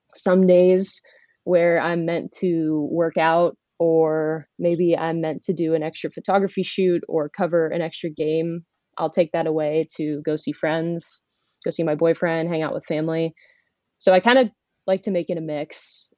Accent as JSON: {"language": "English", "town": "Erie", "region": "Pennsylvania", "country": "United States", "said": "I am originally from Erie, Pennsylvania"}